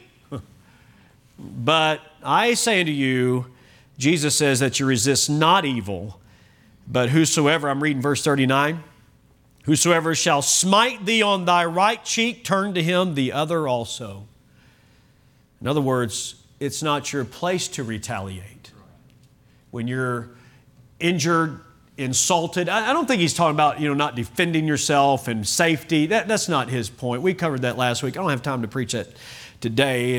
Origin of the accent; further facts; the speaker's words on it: Kentucky, United States; now in Oklahoma, United States; I was born in Kentucky